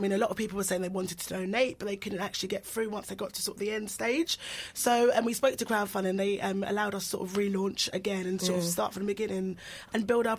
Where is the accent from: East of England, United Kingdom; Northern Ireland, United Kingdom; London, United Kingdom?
London, United Kingdom; we're born here, but our background is very much sort of brought up in a Nigerian household.